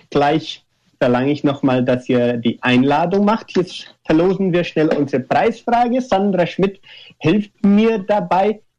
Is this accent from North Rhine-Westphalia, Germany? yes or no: no; Baden-Württemberg, Germany; accent: Swabian; unsere schwobische, unser schwobischer Dialekt auch noch gleichzeitig ähm, schätzt.